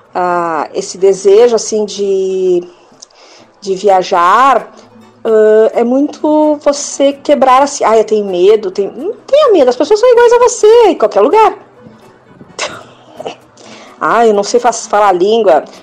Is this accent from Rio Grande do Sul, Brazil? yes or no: yes; Porto Alegre, Rio Grande do Sul, Brazil; eu saí de Porto Alegre e fui para outro lugar, foi acho que para a Praia Pinheira